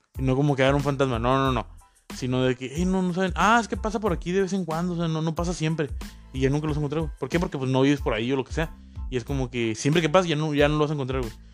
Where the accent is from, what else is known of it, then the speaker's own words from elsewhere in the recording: Mexico; de aquí en México, muy, muy de México